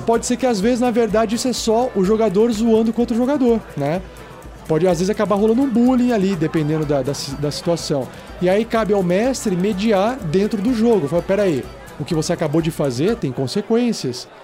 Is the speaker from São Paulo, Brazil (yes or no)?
yes; São Paulo, Brazil; now in Curitiba, Brazil; Eu mesmo não sou de Curitiba, sou de São Paulo